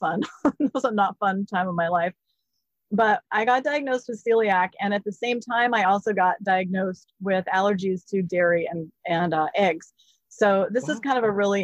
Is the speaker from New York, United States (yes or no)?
no; Jackson, Wyoming, United States; moved away; also born or lived in Seattle; I grew up in Jackson Hole, Wyoming